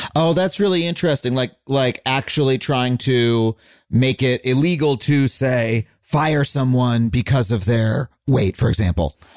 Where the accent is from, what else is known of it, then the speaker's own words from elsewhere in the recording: United States; I am an American. We we are here in America